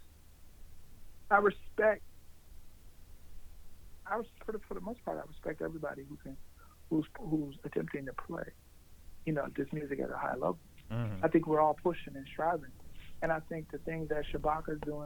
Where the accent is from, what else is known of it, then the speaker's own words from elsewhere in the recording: Buffalo, New York, United States; I'm from Buffalo, New York